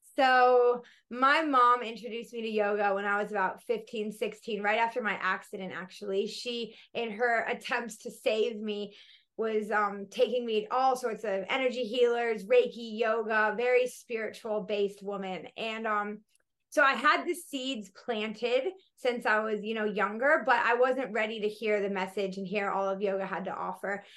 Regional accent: Colorado, United States; moved away as an adult; also born or lived in Florida / Denver, Colorado; now in Australia; I grew up in Colorado and then my family moved to Florida when I was about 12, 13.

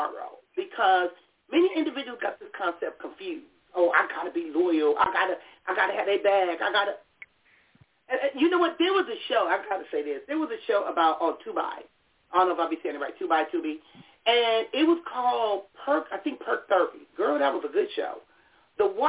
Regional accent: Compton, California, United States; growing up in Compton.

